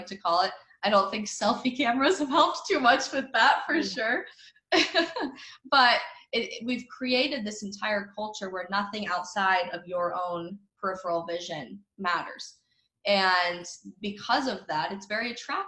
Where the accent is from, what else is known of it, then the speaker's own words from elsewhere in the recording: United States; I'm a Christian first, and then I'm an American, and then I'm a conservative